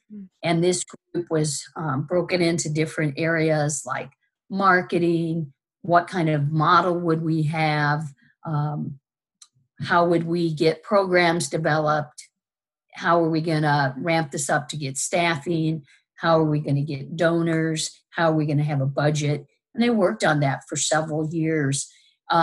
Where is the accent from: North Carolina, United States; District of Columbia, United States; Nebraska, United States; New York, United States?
Nebraska, United States; Omaha; moved away as an adult; now in Illinois, United States; I'm originally from Nebraska. I was born in Omaha, Nebraska. I'm a proud Nebraskan, but very grateful to be here at the University of Illinois.